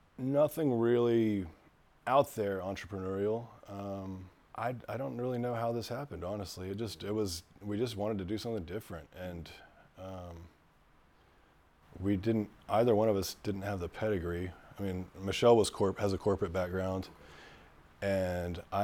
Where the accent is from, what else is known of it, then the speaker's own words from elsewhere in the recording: Shreveport, Louisiana, United States; moved away; I was born in Shreveport